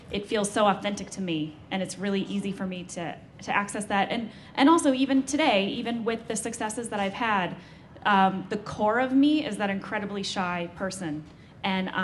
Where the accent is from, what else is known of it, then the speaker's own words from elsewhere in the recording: St. Louis, Missouri, United States; moved away; growing up in St. Louis, Missouri